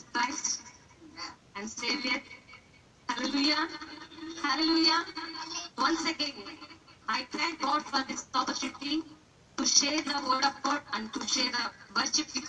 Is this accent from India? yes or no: yes; India; first language Telugu; English is a second language; from India